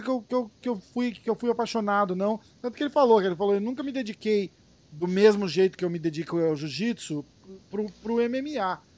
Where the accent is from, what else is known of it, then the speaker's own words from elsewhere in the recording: Brazil; como brasileiro